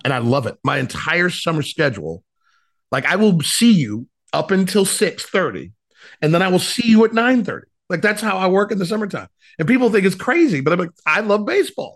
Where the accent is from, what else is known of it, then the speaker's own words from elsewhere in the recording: Ohio, United States; moved away as an adult; also born or lived in Cleveland, Ohio / Cincinnati, Ohio / South Florida; what a fun childhood, uh, growing up in Ohio